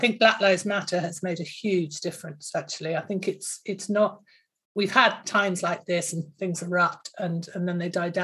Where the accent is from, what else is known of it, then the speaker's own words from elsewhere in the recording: Bristol, South West England, United Kingdom; I come from Bristol